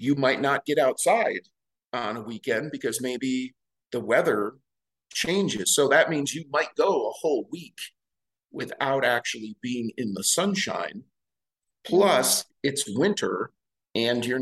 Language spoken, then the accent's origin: English; Midwest, United States; now in Montana, United States; I was born and raised in the Midwest, so you get season changes there too